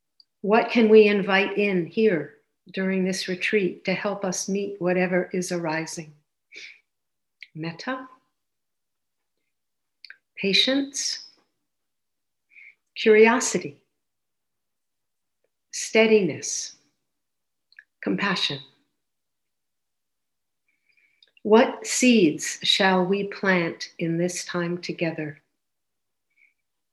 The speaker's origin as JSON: {"language": "English", "country": "United States", "tie": "born or raised there", "moved": "as an adult", "lives_now": "Canada", "said": "I grew up in the States and I lived there till around 40, 41"}